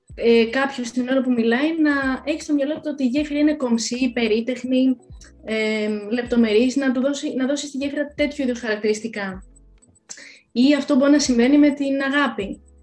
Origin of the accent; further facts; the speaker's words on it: Greece; είμαι Ελληνίδα